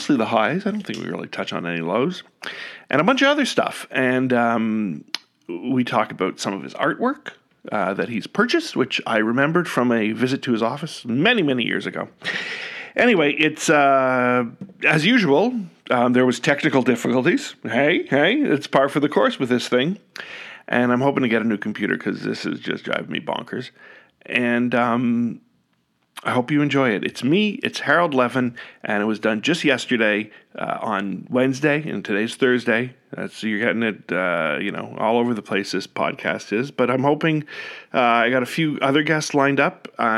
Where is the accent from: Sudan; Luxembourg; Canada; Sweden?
Canada; Ottawa, Ontario; Growing up in Ottawa in the 80s